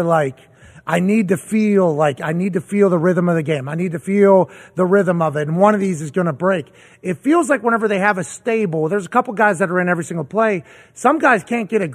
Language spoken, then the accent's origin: English; Pittsburgh, Pennsylvania, United States; I grew up in Pittsburgh